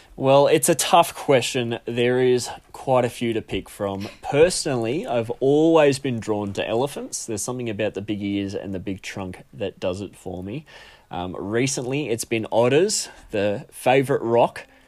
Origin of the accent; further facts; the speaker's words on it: Australia; being an Australian that lives alongside many, many marsupials